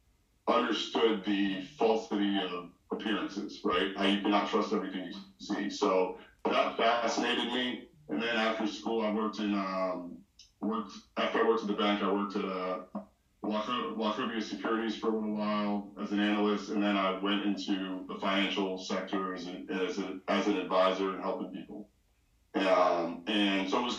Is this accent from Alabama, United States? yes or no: no; Philadelphia, Pennsylvania, United States; I grew up in Philly. My dad is from Haiti. My mom is from Barbados